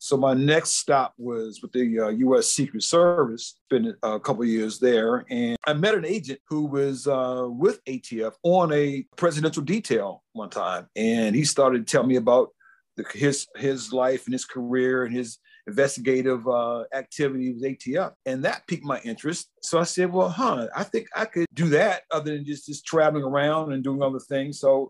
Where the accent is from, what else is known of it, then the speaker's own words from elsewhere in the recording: Washington, District of Columbia, United States; I guess it started back. I'm from the Washington, D.C. area originally